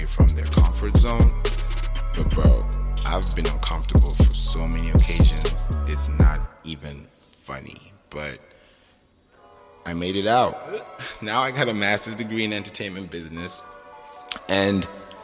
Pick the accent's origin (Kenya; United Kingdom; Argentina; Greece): Kenya; moved away as an adult; also born or lived in Nigeria; now in United States; I was born in Nigeria, but I grew up in Kenya